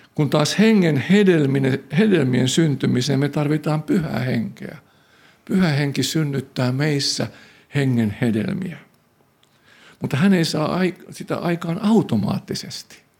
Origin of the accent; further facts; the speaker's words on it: Tampere, Pirkanmaa, Finland; mä olen syntynyt Härmälässä Koiviston kylän vieressä